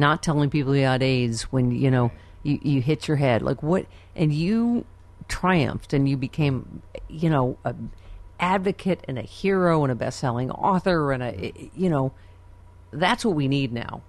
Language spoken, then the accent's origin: English; Buffalo, New York, United States; I'm from Buffalo